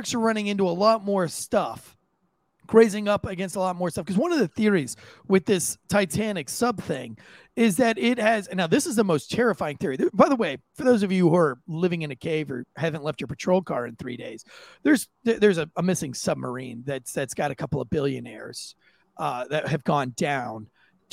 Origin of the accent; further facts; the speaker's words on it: Florida, United States; I grew up surfing in Florida before I joined the military